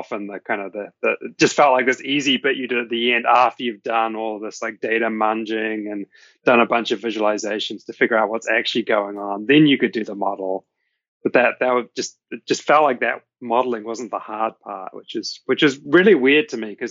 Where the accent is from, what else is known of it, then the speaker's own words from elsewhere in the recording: Hamilton, Waikato, New Zealand; moved away as an adult; now in United States; I grew up in Hamilton, so it's actually fairly close to where my parents live.